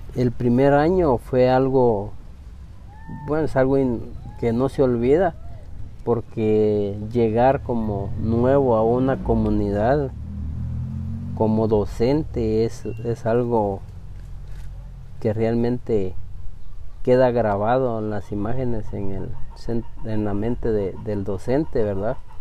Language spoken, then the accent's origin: Spanish; Pachalum, Quiché, Guatemala; first language Spanish; nosotros como, como Pachalún, como municipio en sí